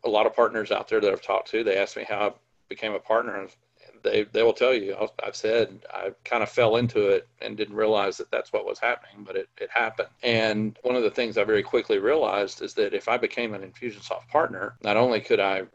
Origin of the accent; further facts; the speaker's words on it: Mississippi, United States; I grew up in Mississippi, of all places.